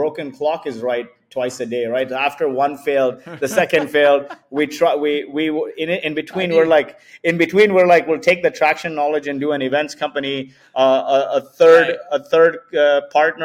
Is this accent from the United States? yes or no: no; Kuwait; now in Dubai, United Arab Emirates; I was born in Kuwait